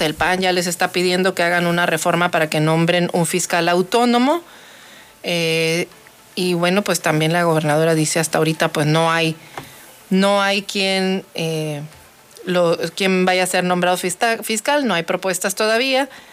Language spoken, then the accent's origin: Spanish; Mexico; nosotros como mexicanos